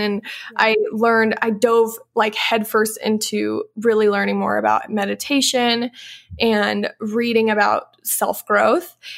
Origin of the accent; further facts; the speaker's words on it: Louisville, Illinois, United States; moved away; I grew up in Louisville, Illinois, which is a small town of like a thousand people.